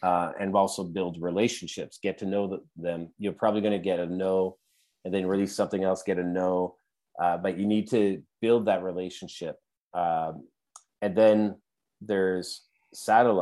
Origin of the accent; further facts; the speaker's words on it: Canada; we're Canadian